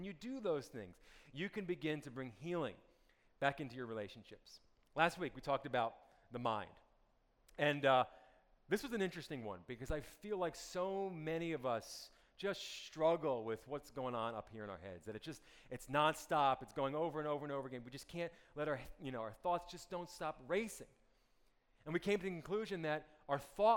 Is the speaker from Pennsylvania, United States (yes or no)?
no; Montclair, New Jersey, United States; I grew up in North New Jersey in a town called Montclair, which is about 13 miles west of New York City